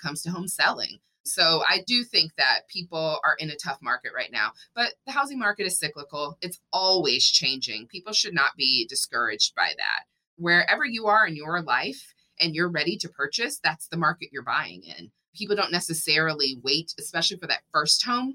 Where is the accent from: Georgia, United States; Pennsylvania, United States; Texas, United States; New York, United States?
Texas, United States; moved away; also born or lived in Washington, D.C.; I grew up in Texas